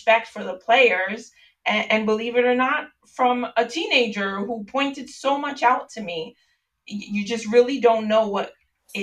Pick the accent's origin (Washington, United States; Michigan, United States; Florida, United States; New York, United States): New York, United States; moved away; I'm originally from New York